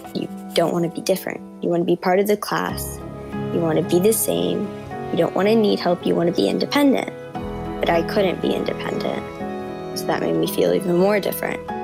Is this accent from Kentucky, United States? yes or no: no; New York City, New York, United States; I'm 14 years old and I'm from Brooklyn, New York.